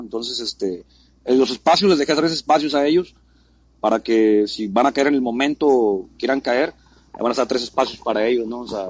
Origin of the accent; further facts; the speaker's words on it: Mexico City, Mexico; also born or lived in San Luis Potosí; now in Monterrey, Mexico; soy chilango, nací, nací en Ciudad Luis Potosí, pero me crié en la Ciudad de México